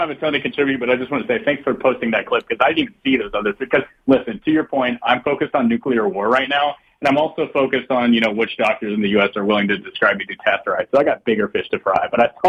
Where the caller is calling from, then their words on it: Atlanta, Georgia, United States; from Atlanta.